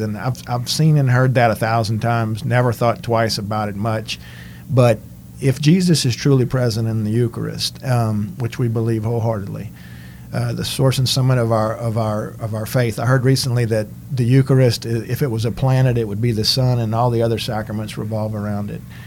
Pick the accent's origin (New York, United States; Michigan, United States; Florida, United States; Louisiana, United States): Louisiana, United States; Cajun country; being from Cajun country. I know a lot of us speak French